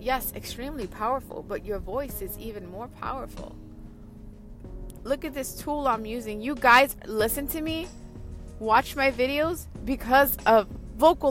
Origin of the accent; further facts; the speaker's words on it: New York, United States; I'm from New York, Queens